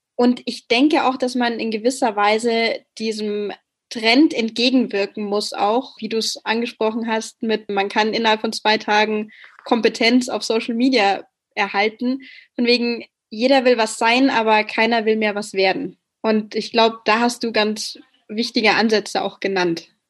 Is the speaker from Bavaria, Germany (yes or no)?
yes; Bavaria, Germany; ich komme selbst aus Bayern